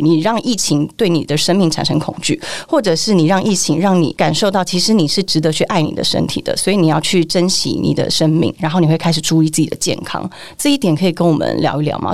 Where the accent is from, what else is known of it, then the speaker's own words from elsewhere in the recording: Longtan, Taoyuan, Taiwan; moved away; also born or lived in Taipei; 我是在桃园乡下人，是那种龙潭，然后石门水库